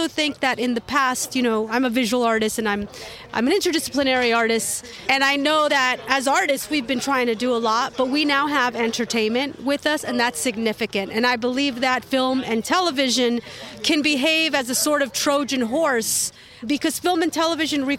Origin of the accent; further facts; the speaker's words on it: Oakland, California, United States; I was born and raised in Oakland